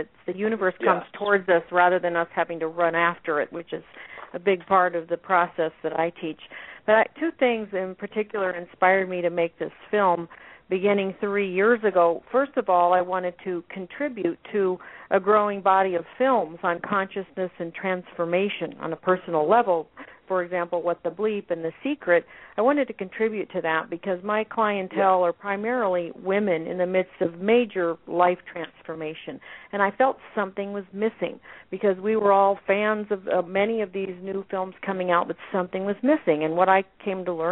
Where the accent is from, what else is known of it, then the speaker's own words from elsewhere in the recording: Scottsdale, Arizona, United States; in Scottsdale, Arizona, which is my hometown